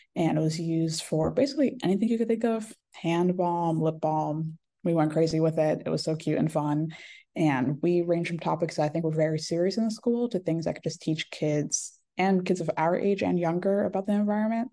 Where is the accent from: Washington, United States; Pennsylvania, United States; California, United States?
Pennsylvania, United States; Bucks County; also born or lived in New Jersey / Haiti (ancestry); originally from New Jersey, but I think I've really grown up and become the person I am in Bucks County, honestly. Um, it was an amazing place to grow up